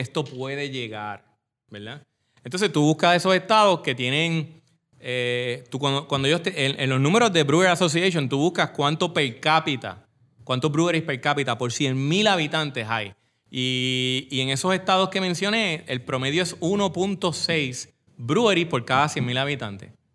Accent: Coamo, Puerto Rico; Yo que soy de Cuamo, voy a los baños de Cuamo

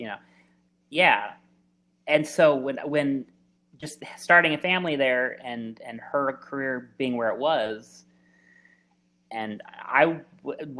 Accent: Phoenix, Arizona, United States; also born or lived in Los Angeles, California; when I was a young adult here in Arizona, and specifically I grew up in Phoenix

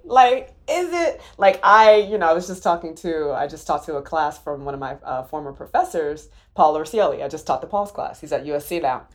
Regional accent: Maryland, United States; I'm from Maryland

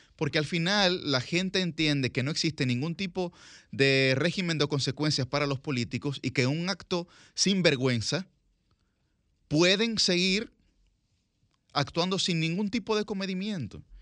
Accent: Dominican Republic; nosotros, como sociedad dominicana, vivimos profundamente envainados

